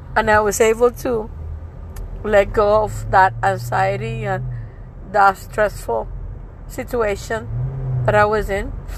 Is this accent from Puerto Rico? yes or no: yes; Puerto Rico; I'm from Puerto Rico, I speak Spanish